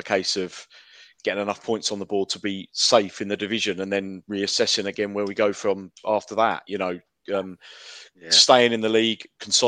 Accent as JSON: {"language": "English", "town": "Dorking", "region": "South East England", "country": "United Kingdom", "said": "I'm from Dorking"}